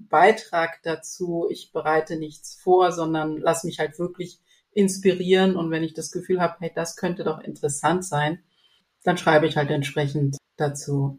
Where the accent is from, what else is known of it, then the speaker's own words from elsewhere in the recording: Zambia; moved away; ich komme aus ähm, nicht aus der Hauptstadt, sondern wirklich vom äh, Dorf ohne Strom, ohne Wasserleitung